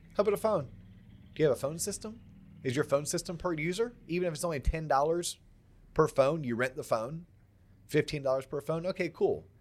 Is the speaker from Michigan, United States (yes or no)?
no; Central Florida, United States; also born or lived in England / Atlanta / West Palm Beach, Florida; I grew up in Central Florida